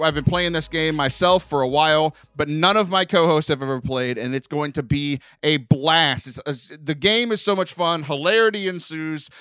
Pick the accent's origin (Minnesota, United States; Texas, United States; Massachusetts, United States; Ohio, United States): Texas, United States; also born or lived in Houston; we're Texan